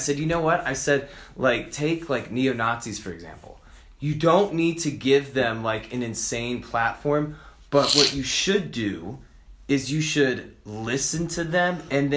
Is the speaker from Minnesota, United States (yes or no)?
no; Virginia, United States; I'm from Virginia. Guns are down there. I grew up, like, my father had, you know, a pistol and a shotgun.